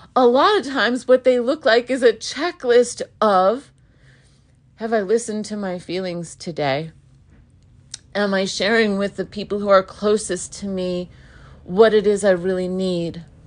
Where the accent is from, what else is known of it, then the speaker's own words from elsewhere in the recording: United States; I was born in America